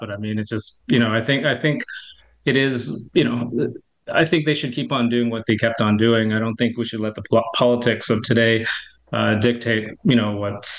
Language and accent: English; Montreal, Quebec, Canada; I'm from Montreal